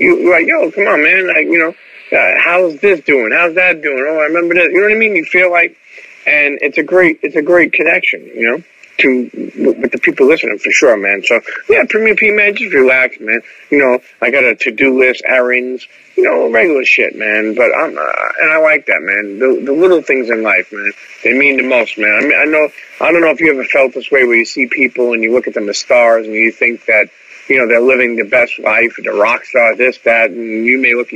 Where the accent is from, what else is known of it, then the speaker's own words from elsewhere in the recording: New York City, New York, United States; moved away as an adult; now in South Jersey, United States; growing up in New York City